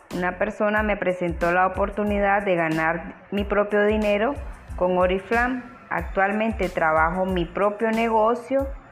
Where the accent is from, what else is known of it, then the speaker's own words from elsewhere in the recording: Chichigalpa, Chinandega, Nicaragua; Soy originaria de la ciudad de Chichigalpa